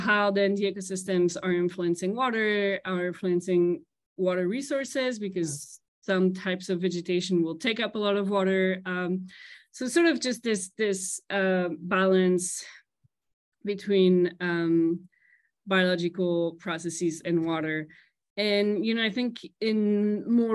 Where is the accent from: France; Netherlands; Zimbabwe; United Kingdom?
France; at the border with Germany, Grand Est; English is a second language; moved away as an adult; also born or lived in Strasbourg, France / Princeton, United States; originally from France. I'm actually half Colombian, half French, but grew up in France. And I grew up at the border with Germany, speaking Spanish, French, German.